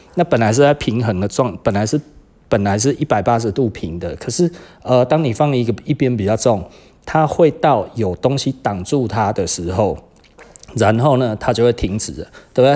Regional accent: Taiwan; 我们台湾人

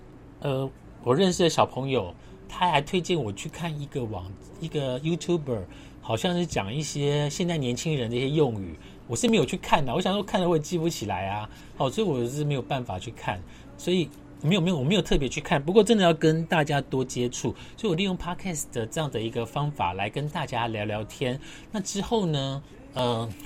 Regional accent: Su'ao, Yilan County, Taiwan; now in Taipei, Taiwan; 如果你真我问我我老家在哪里，我的老家是在苏澳跟南方澳。那你问我为什么要继续待在台北？

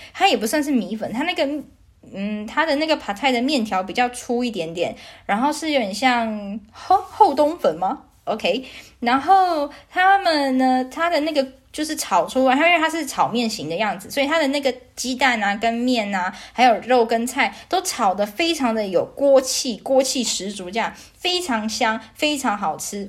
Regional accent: Taiwan; moved away as an adult; now in Vancouver, Canada; 毕竟我也是台湾人，从小到大也都吃台湾口肉酱长大

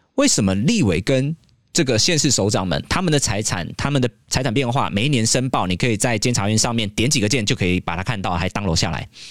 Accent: Yangmei, Taoyuan, Taiwan; 我国小念瑞梅国小，杨梅，国中念阳明国中，杨梅，我连高中都念阳梅高中

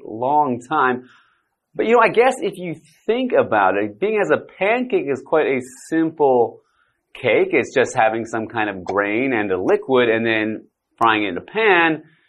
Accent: Canada; I am from Canada

